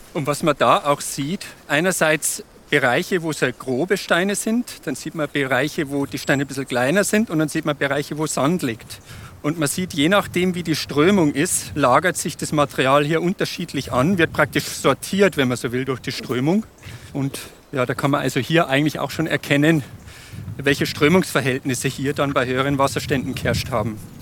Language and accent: German; Bavaria, Germany; bei uns in Bayern